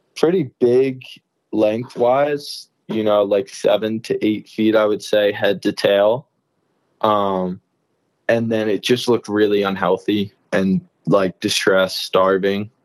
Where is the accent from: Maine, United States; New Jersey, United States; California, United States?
New Jersey, United States; moved away; I'm originally from Jersey